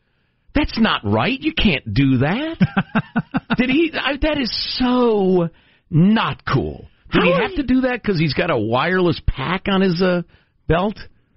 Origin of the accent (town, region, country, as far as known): Midwest, United States; born or raised there